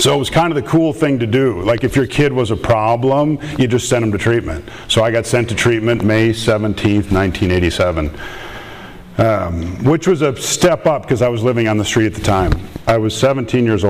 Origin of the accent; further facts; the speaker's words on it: Minnesota, United States; I'm from Minnesota, so if I say things like "you betcha" or something, I apologize ahead of time.